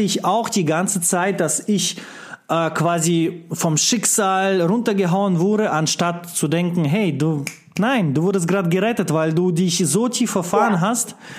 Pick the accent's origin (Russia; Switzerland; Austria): Russia; moved away; als einer, der im kommunistischen Land geboren wurde in Russland